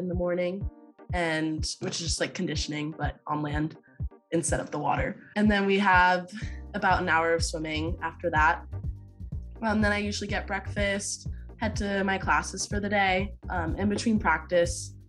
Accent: Clifton, Virginia, United States; My hometown is Clifton, Virginia

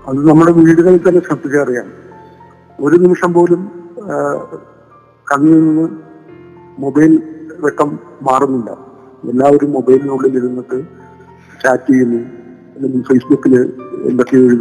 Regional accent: Kerala, India; ഞങ്ങളും മലയാളികളാണ് തിരിച്ചറിവോടുകൂടി ഇന്നും ഞങ്ങളുടെ നാട്ടിൽ ഓണം ആഘോഷിക്കും

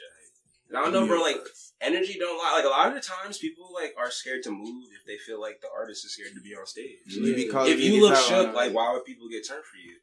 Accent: Lehigh Valley, Pennsylvania, United States; I be all throughout this bitch, so I claim the entire Valley

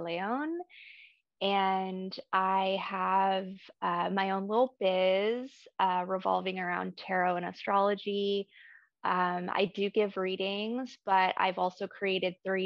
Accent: Ecuador; I was born in Ecuador

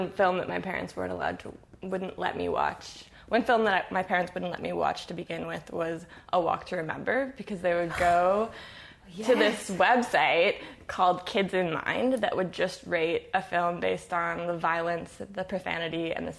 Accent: Toronto, Ontario, Canada; I grew up in Etobicoke

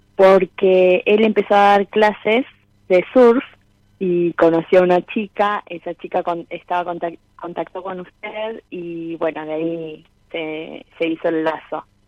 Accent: Miramar, Buenos Aires Province, Argentina; moved away as an adult; also born or lived in Mar del Plata; now in Comodoro Rivadavia, Argentina; Y nací en Miramar. Y estuve hasta mis 18 años. Luego me fui a vivir a Mar del Plata

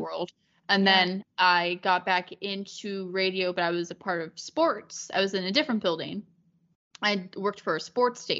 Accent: Las Vegas, Nevada, United States; moved away as an adult; now in Pennsylvania, United States; Born and raised in Vegas

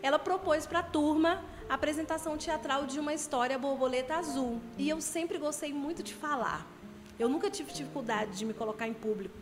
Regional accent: Brasília, Federal District, Brazil; moved away as an adult; now in Itaboraí, Brazil; acabei de chegar no Rio de Janeiro, sou brasiliense

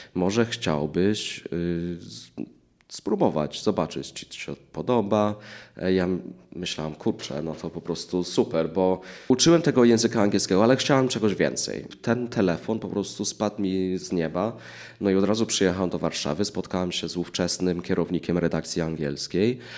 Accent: England, United Kingdom; moved away as an adult; now in Poland; urodziłem się w Anglii, mieszkałem w Anglii 21 lat, no i w Polsce jestem od 15

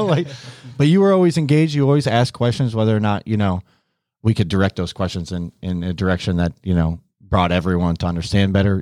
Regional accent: Syracuse, New York, United States; moved away as an adult; now in Miami, United States; I grew up in the Syracuse area

